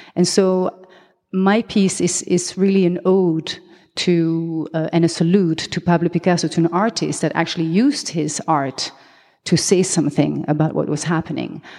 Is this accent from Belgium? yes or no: yes; Belgium; accent: French; first language French; English is a second language; also born or lived in Colombia; now in Amsterdam, Netherlands; I am half Belgian, half Colombian. Therefore, I have this, uh, Latin name. But my mother tongue is French. That's the accent you hear.